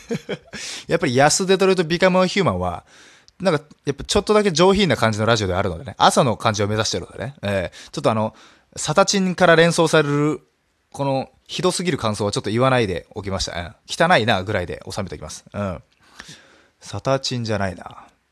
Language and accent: Japanese; Nagasaki, Japan; ちなみに僕はそこで育ちました。